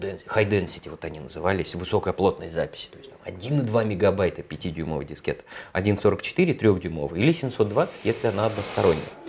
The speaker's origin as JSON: {"language": "Russian", "region": "Moscow", "country": "Russia", "tie": "born or raised there", "said": "в 81 году, в Москве, меня родили в Москве"}